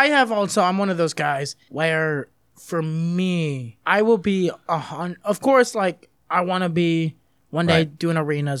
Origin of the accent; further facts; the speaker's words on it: Texas, United States; also born or lived in Germany; oh, I'm from Texas.